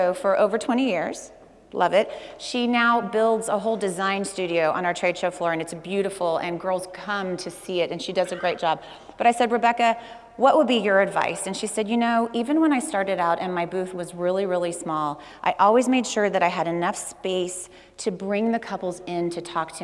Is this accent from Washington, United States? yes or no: no; Texas, United States; I'm from Texas